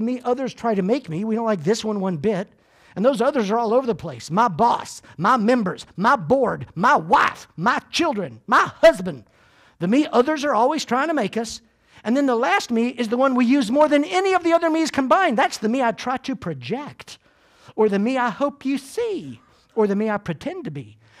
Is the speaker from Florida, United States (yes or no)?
yes; Clearwater, Florida, United States; born there; I was born here in Clearwater, but I live in the Deep South.